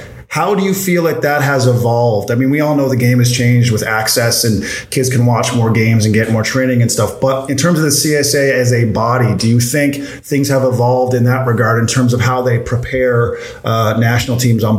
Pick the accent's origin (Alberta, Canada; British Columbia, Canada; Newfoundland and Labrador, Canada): Newfoundland and Labrador, Canada; moved away; I'm from Newfoundland originally.